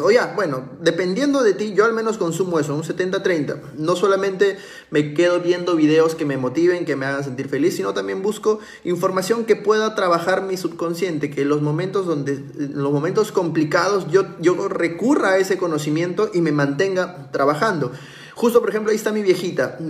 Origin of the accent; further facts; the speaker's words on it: Peru; como un emprendedor, como un peruano cualquiera